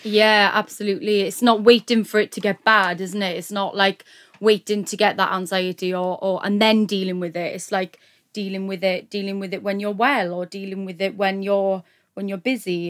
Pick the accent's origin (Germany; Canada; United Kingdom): United Kingdom; Neath, Wales; I am from Wales, South Wales, Neath, Neath-Batolford area.